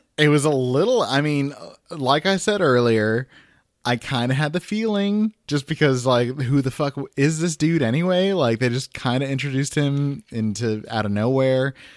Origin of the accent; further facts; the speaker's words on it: Guatemala; Catholic and Guatemalan